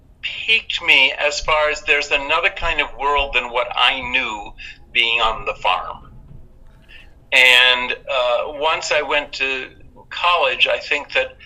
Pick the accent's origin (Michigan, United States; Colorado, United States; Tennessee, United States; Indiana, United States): Michigan, United States; I was born in Detroit.